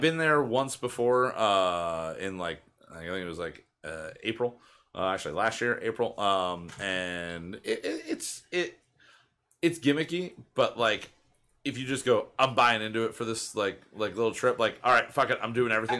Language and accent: English; Pennsylvania, United States; growing up in Pennsylvania and the Pennsylvania Dutch influence everywhere